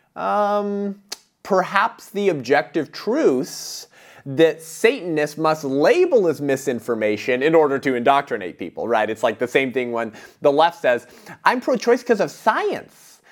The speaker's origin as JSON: {"language": "English", "region": "California", "country": "United States", "tie": "born or raised there", "said": "my home state of California"}